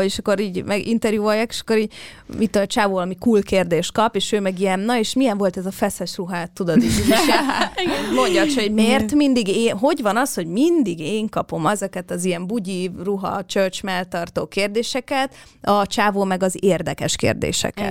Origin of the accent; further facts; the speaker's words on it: Hungary; moved away; mégis itt születtem, és itt nőttem fel